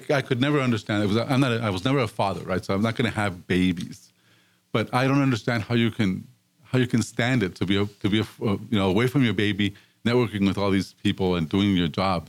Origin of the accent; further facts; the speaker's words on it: Los Angeles, California, United States; I grew up in East LA. East Los Angeles is kind of the epicenter for all the Hispanics in America.